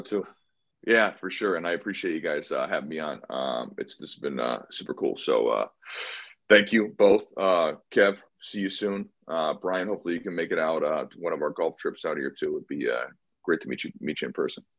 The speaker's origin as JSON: {"language": "English", "region": "Connecticut", "country": "United States", "tie": "born or raised there", "moved": "yes", "lives_now": "San Diego, United States", "said": "I moved from Connecticut uh, Kevin and I grew up together"}